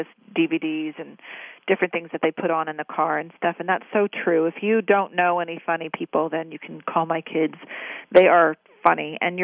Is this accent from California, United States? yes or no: yes; Newport Beach, California, United States; I grew up in Newport Beach by, you know, L.A., where we didn't have good water